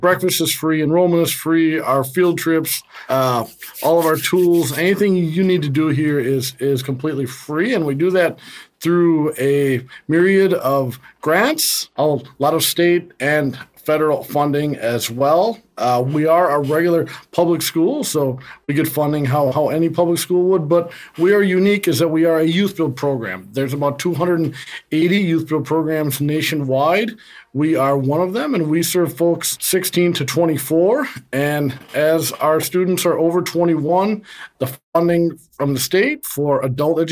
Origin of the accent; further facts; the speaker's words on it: St. Paul, Minnesota, United States; I'm actually from St. Paul myself, from the east side of St. Paul. Went to Johnson High School